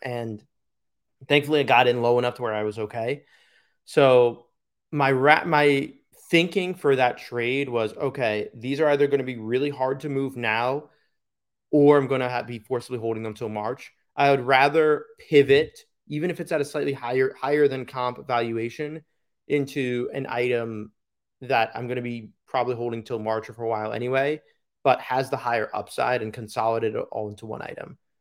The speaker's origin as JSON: {"language": "English", "region": "New York", "country": "United States", "tie": "born or raised there", "moved": "yes", "said": "my hometown local show"}